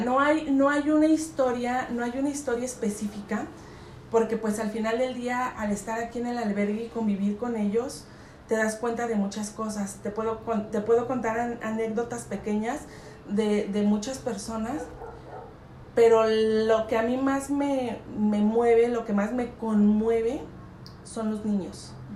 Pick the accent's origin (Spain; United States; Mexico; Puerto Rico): Mexico; San Juan del Río, Querétaro; mi lugar de nacimiento es San Juan del Río, Queretana, soy, soy queretana